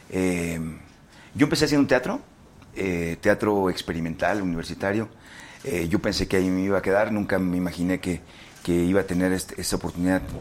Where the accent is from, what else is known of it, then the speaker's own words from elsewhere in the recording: Mazatlán, Sinaloa, Mexico; moved away as an adult; now in Mexico City, Mexico; yo de 18 años me vine de Mazatlán a ser. Porque quería ser actor